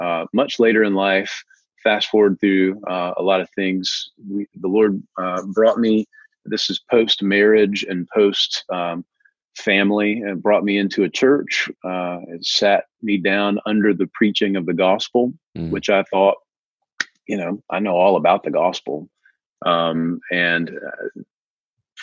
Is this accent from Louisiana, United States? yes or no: no; Tupelo, Mississippi, United States; also born or lived in New Albany, Mississippi; I was born in Tupelo, Mississippi. Elvis Presley is another Tupelo son. Been here most all of my life.